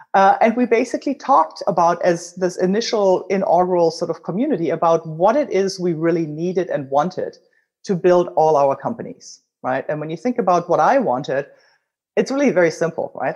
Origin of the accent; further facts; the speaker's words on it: Germany; accent: German; English is a second language; now in United States; as you can tell from my accent, I'm originally German